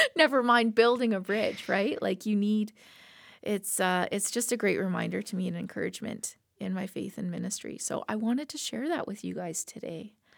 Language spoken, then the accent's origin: English; Lethbridge, Alberta, Canada; also born or lived in Slave Lake; born and raised in Lethbridge